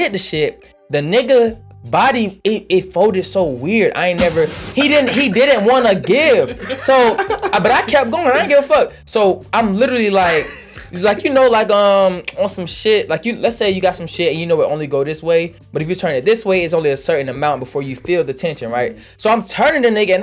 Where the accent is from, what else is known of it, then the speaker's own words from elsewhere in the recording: Fulton County, Georgia, United States; I was born on Cleveland, raised on Washington Road, moved on, lived on Gobbie, lived on Old Nat, lived in Camelot.